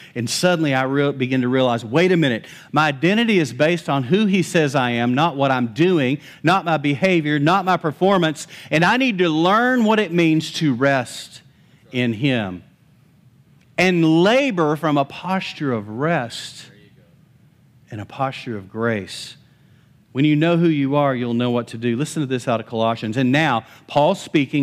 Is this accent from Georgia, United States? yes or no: no; Lubbock, Texas, United States; also born or lived in Post, Texas; I was actually fifteen, we moved from Lubbock to Post